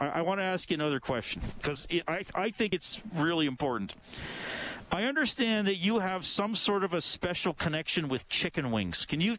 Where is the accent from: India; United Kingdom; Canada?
Canada; Evansburg, Alberta; I grew up in Evansburg.